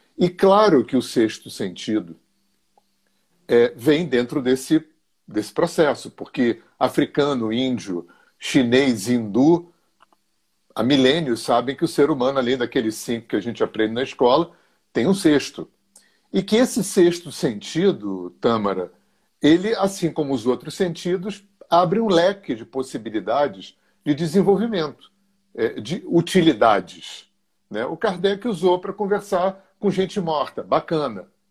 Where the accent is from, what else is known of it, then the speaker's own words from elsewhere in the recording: Rio de Janeiro, Brazil; eu sou carioca, tenho 65 anos, moro há 40 anos no interior do estado do Rio